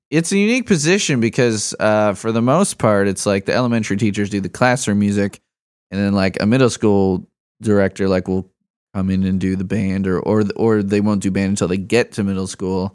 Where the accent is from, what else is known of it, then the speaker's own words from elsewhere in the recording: Chicago, Illinois, United States; also born or lived in Bloomington; now in Lafayette, United States; I'm a Chicagoan